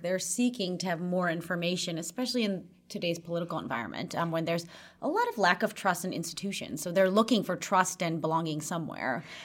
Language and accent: English; Chicago, Illinois, United States; now in Sweden; I grew up in Chicago from a young age